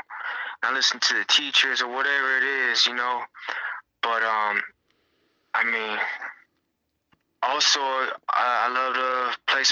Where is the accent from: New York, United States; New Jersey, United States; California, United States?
California, United States; Long Beach; I was born in Long Beach, California, in the year of 1994